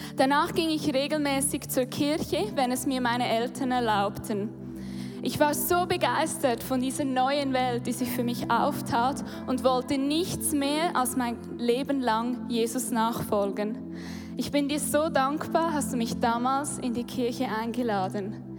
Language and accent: German; Hochdorf, Lucerne, Switzerland; Hochdorf aufgewachsen, das ist in der Nähe von Luzern